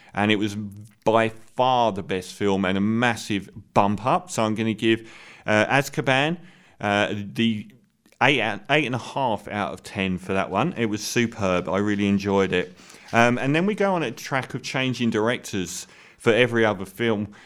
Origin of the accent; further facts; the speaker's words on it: England, United Kingdom; I'm bigging myself up as an English person